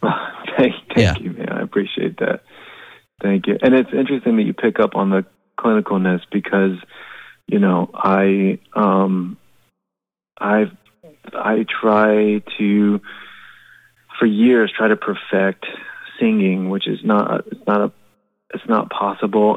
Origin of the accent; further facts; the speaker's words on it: Florida, United States; we're from Florida